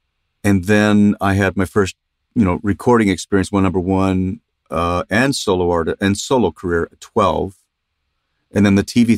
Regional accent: Los Angeles, California, United States; also born or lived in Ogden; because I moved away when I was three, and I grew up in San Fernando Valley in Los Angeles area. That's home. So I'm a Valley dude, I guess.

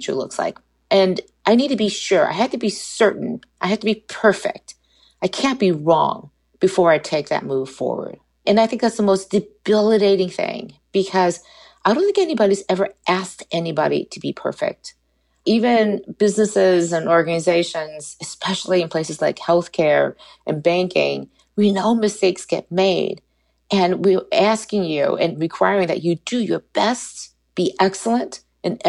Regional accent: United States; being an American citizen

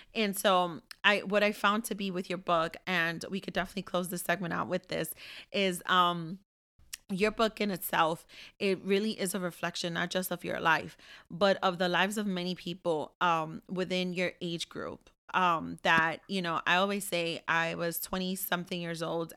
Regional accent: Ambato, Tungurahua, Ecuador; moved away; I'm from Ambato

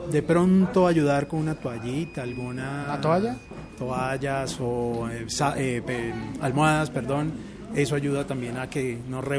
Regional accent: Bogotá, Colombia; also born or lived in Puerto Rico; nací en Puerto Rico. Eh, pero desde los siete años he vivido aquí en Colombia, entonces ya más rolo que boricua.

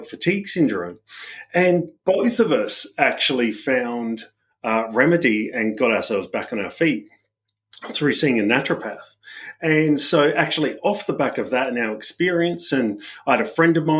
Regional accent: Adelaide Hills, South Australia, Australia; moved away as an adult; also born or lived in United Kingdom; So the Adelaide Hills, I grew up there in basically in a family from immigrant parents

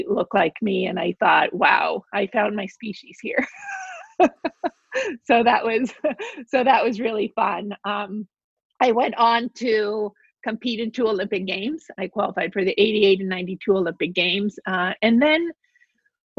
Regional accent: Mexico City, Mexico; I grew up in Mexico City

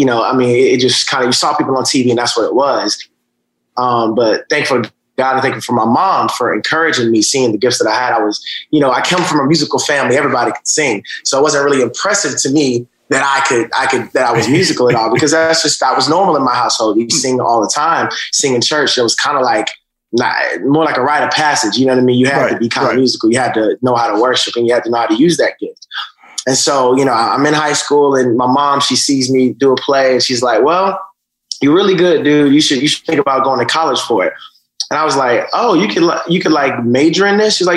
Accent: Atlanta, Georgia, United States; also born or lived in Augusta, Georgia; Georgia, right outside of Atlanta. I was born in Augusta. My mom moved to uh, Atlanta when I, I, think I was about four. And uh, so that's that's where I grew up in. I mean, you know, grew up in, in, in a regular, you know, black household, you know, a single parent situation.

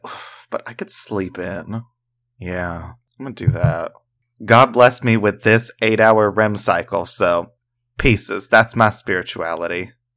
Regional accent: the South, United States; we're from the South

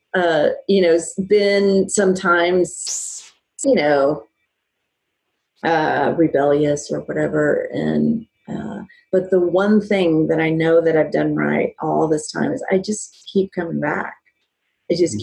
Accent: Dallas, Texas, United States; moved away; I'm originally from Dallas, Texas

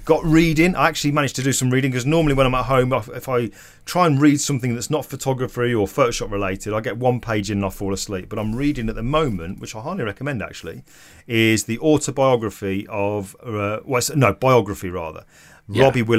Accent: Stoke-on-Trent, West Midlands, United Kingdom; I'm from Stoke-on-Trent. I have no qualifications. I didn't come from money.

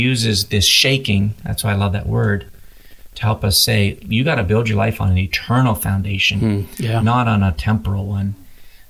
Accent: Canada; moved away as an adult; now in United States; I'm from Canada originally. I came to play baseball in the United States

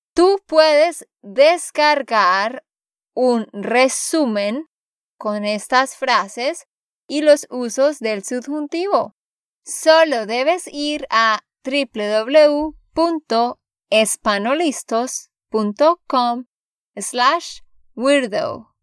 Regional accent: Santander, Colombia; de Santander, Colombia

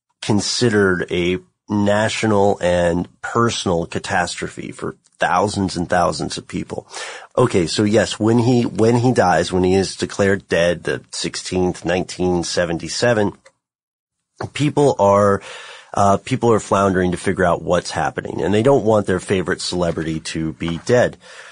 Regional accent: Tennessee, United States; born there; Now, you know, I was born in Tennessee. My family's from the hinterlands mm-hmm. of the Appalachia.

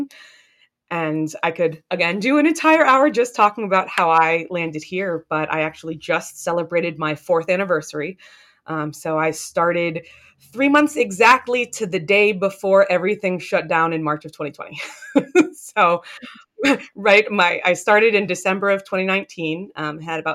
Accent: Northern Virginia, United States; also born or lived in Boston; I grew up in Northern Virginia

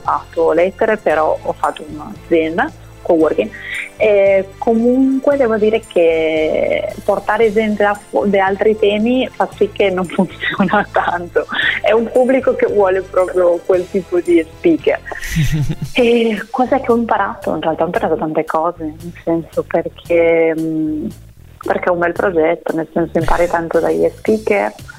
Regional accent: Spain; now in Italy; io da spagnola

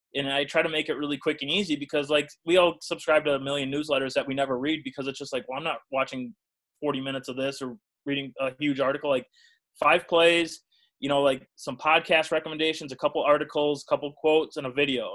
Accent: Burlington, Wisconsin, United States; I'm from Burlington, Wisconsin, which is uh, it's a town in southeast Wisconsin of about it's now about 12 12,000 people or so.

